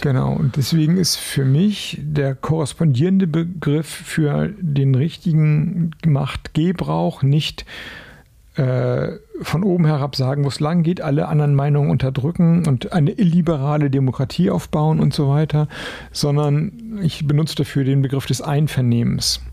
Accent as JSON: {"language": "German", "town": "Flensburg", "region": "Schleswig-Holstein", "country": "Germany", "said": "ich komme aus Flensburg"}